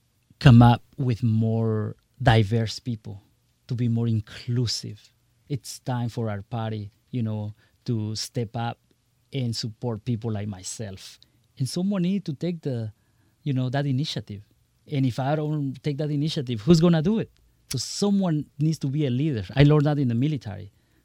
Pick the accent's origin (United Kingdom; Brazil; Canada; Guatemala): Guatemala; English is a second language; now in United States; Absolutely. Very proudly, I came from Guatemala. I arrived here in this great country, learned the language, merged into the culture, adjusted into the system.